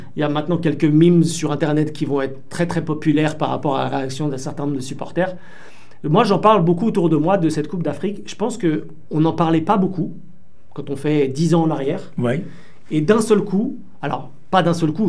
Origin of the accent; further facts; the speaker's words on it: France; je suis né en France